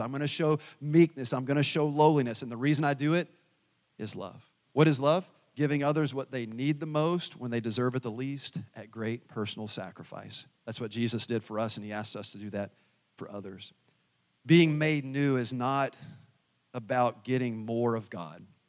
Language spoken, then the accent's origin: English; the South, United States; now in Pekin, United States; I'm from the South